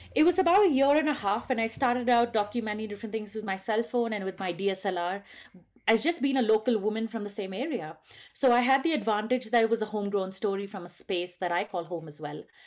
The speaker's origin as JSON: {"language": "English", "area": "Western Ghats", "region": "South India", "country": "India", "also_born_or_lived": "Bangalore, India", "said": "I live at seven thousand feet in the western ghats of South India"}